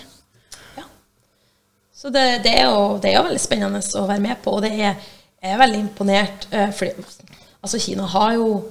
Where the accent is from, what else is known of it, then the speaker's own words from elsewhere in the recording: Brønnøysund, Nordland, Norway; moved away as an adult; also born or lived in China; Så jeg er fra Brønnøysund